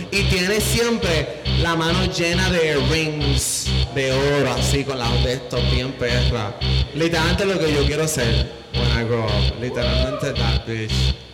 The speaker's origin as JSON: {"language": "Spanish", "town": "Yauco", "country": "Puerto Rico", "moved": "yes", "said": "De Yauco."}